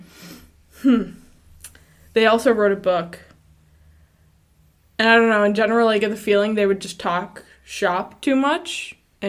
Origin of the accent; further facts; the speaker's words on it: United States; I grew up in the States